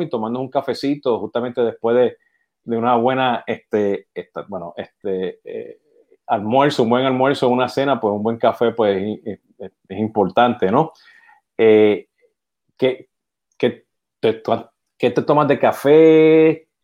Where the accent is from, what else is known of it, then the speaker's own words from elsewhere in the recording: Puerto Rico; yo siendo boricua, está de Puerto Rico